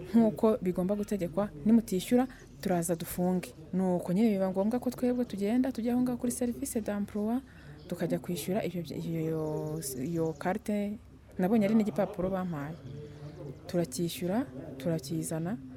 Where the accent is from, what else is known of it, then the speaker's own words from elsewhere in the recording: Rwanda; twari abanyarwanda babiri mu iduka